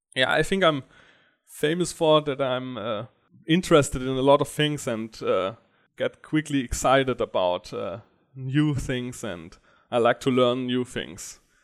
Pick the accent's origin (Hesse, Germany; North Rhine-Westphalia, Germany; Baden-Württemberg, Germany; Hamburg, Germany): Baden-Württemberg, Germany; Stuttgart; also born or lived in Karlsruhe; And I come from Stuttgart